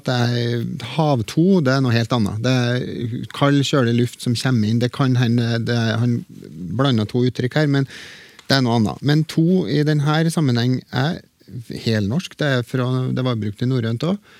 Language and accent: Norwegian; Trøndelag, Norway; accent: Trøndersk; det har jeg i bruk i trønderske talemål